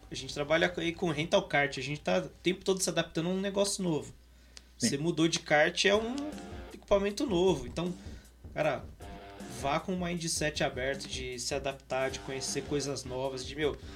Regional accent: Campinas, São Paulo, Brazil; eu, eu por exemplo, sou de Campinas, né?

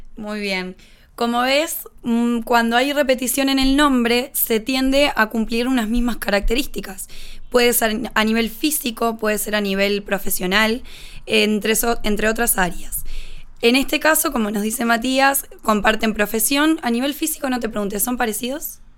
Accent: Uruguay; Soy uruguaya, tengo 28 años

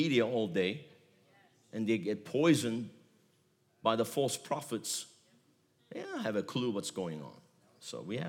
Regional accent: Galatia, Central Anatolia, Turkey; moved away; I was born in Galatia. My wife was born in Galatia. It's the central part of Turkey

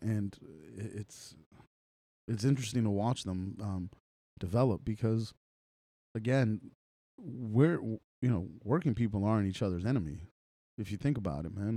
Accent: Los Angeles, California, United States; moved away; growing up in Los Angeles

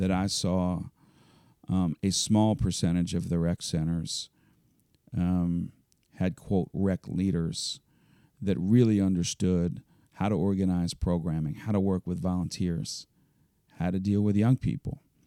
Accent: Elkins Park, Pennsylvania, United States; I grew up in Elkins Park, just over the city line in Cheltenham Avenue

